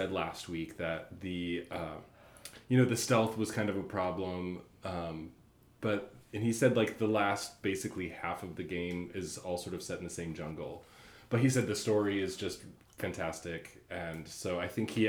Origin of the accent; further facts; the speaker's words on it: Midwest, United States; I'm from the Midwest, so my family's all about the Blackhawks